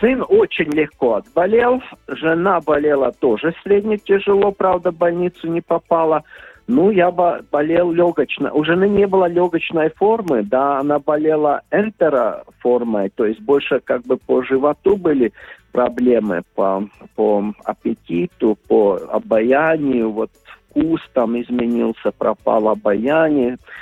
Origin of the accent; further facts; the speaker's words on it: Ventspils, Latvia; also born or lived in Riga; мой родной город Венспилс